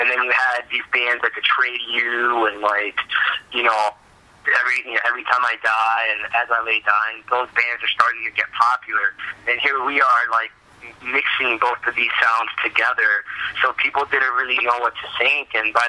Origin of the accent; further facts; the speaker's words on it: Miami, Florida, United States; moved away as an adult; also born or lived in Puerto Rico / Dominican Republic / Germany; now in Lansing, United States; I was born in Puerto Rico and stayed there for a little bit, and then moved to Dominican Republic and lived there for a while, and then moved to Germany, and then finally ended up in Miami, Florida, where I lived until I was about 18